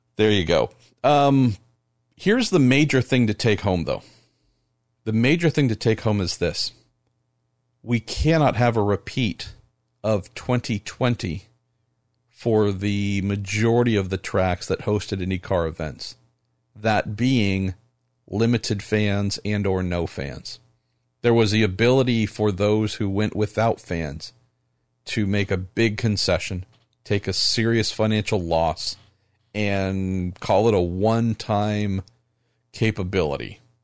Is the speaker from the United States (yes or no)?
yes; California, United States; my home state, California